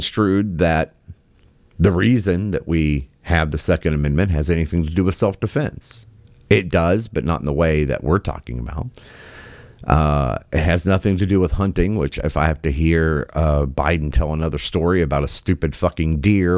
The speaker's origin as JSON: {"language": "English", "region": "West Virginia", "country": "United States", "tie": "born or raised there", "moved": "yes", "said": "my home state, original home state of West Virginia"}